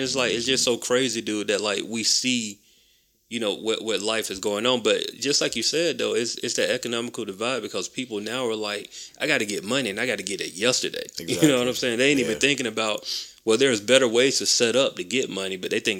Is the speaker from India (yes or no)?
no; Macon, Georgia, United States; moved away as an adult; I told people that I was from Macon.